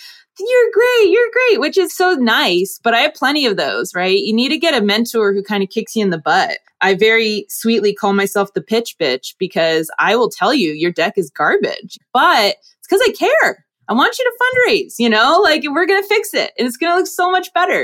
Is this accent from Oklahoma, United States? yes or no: no; New Jersey, United States; moved away as an adult; also born or lived in Europe; I grew up in Jersey